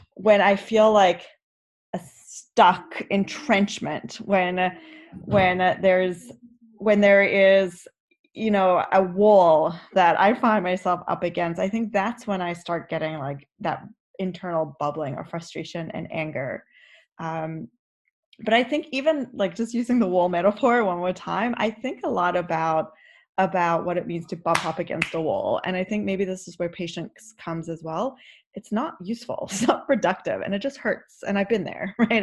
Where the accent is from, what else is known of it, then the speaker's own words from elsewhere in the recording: South Africa; moved away; I grew up in South Africa, and so being Orthodox was what South Africans did